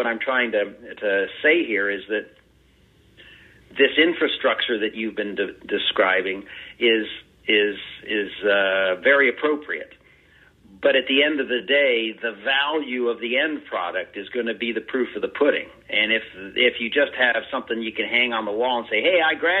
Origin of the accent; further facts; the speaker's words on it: Ohio, United States; that's my home state, our home state